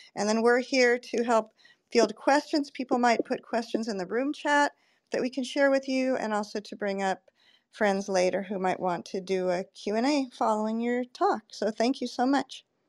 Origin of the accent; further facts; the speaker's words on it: California, United States; moved away; I'm originally from California